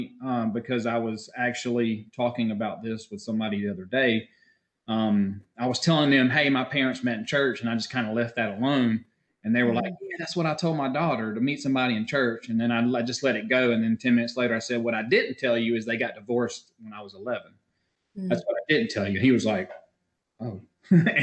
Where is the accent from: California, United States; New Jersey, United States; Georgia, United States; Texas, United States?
Georgia, United States; Warner Robins; I did grow up here in Warner Robins. I've lived here all my life